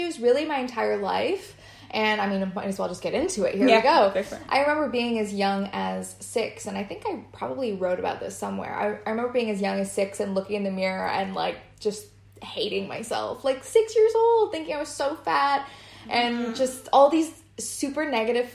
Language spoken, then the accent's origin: English; Waterloo, Ontario, Canada; moved away as an adult; now in London, United Kingdom; I grew up in, it's not a super small town, but it is a small town in Canada